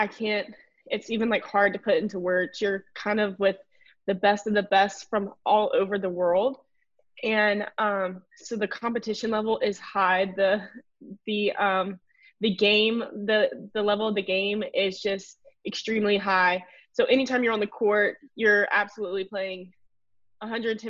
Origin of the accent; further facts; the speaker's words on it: Bay Minette, Alabama, United States; moved away as an adult; I'm from South Alabama. About 5 hours away, Baymanette